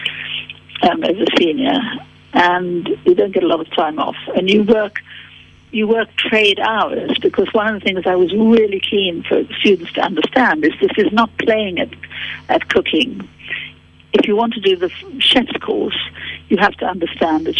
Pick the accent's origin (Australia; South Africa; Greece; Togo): South Africa; born or raised there; now in London, United Kingdom